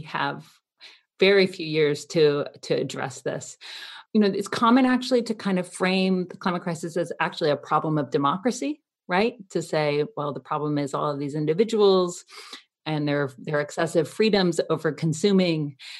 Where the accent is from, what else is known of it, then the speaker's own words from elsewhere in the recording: Athens, Georgia, United States; moved away; also born or lived in Canada; I'm a Canadian who grew up in Athens, Georgia